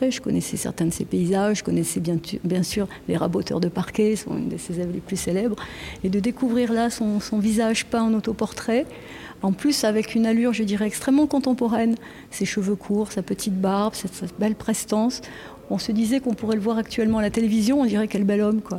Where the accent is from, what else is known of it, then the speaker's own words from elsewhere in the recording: Auvergne-Rhône-Alpes, France; Moi, je suis originaire de la Haute-Loire, donc je connais le musée Crozatier depuis ma tendre enfance.